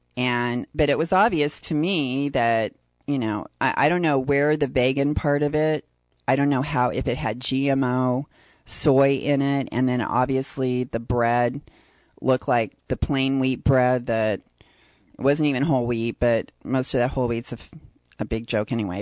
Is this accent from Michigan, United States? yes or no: no; San Diego, California, United States; I'm from San Diego